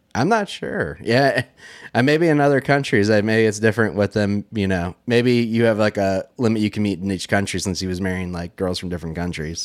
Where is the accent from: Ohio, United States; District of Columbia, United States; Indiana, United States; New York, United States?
Ohio, United States; Dayton; moved away; in Dayton where I'm from